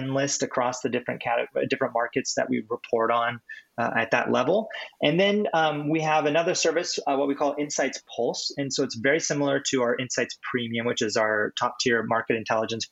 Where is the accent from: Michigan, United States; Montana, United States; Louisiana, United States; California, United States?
California, United States; now in Seattle, United States; I'm from California. I'm up here in Seattle now. I've been here for a number of years